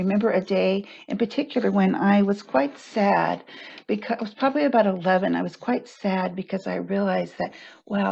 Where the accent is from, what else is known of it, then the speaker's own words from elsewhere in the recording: Texas, United States; moved away as an adult; also born or lived in San Francisco, California; I grew up in Texas